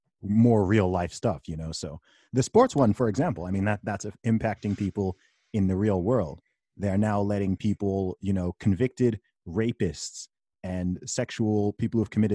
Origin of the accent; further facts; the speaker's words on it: Saudi Arabia; I grew up in the Middle East. I grew up in Saudi Arabia. My family background is from Nigeria.